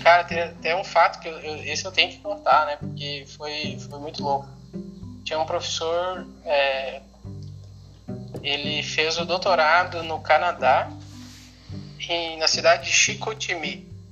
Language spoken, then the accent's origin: Portuguese; Santo Cristo, Rio Grande do Sul, Brazil; eu sou natural da cidade de Santo Cristo, que é pertinho aqui do lado de Santa Rosa.